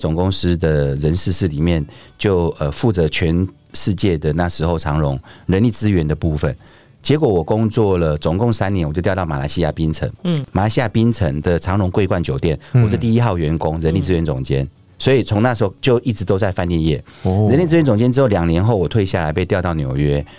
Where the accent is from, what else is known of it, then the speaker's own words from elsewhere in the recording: Taichung, Taiwan; 我是来自台中的马来西亚人。